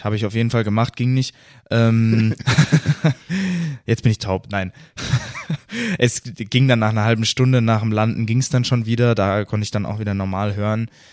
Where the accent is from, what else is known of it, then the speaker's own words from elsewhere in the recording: Germany; als Deutscher